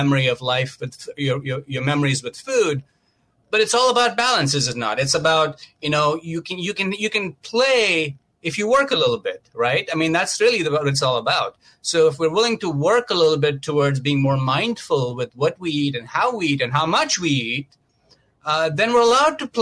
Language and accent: English; Mumbai, Maharashtra, India; moved away as an adult; I grew up a vegetarian in India, in Mumbai, and I came to this country over 21 years ago